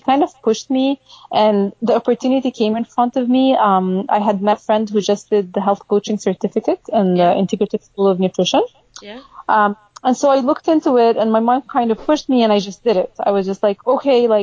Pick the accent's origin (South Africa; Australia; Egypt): Egypt; moved away as an adult; also born or lived in Austin, Texas / Chicago; now in Seattle, United States; we went back to Egypt when I was maybe 3 years old. And I grew up in Egypt